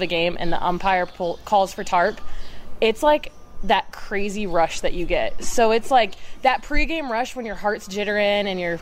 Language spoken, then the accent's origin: English; Fort Wayne, Indiana, United States; I'm from Fort Wayne